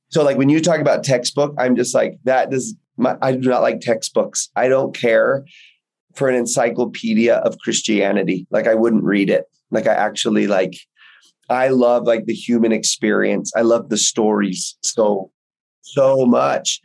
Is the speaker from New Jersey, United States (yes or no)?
no; Houston, Texas, United States; I grew up in Texas, in Houston, in just Baptist territory